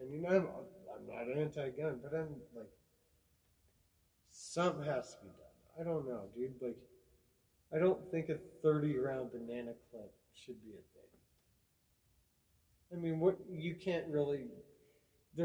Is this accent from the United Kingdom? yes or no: no; Wyoming, United States; We're a Wyoming folk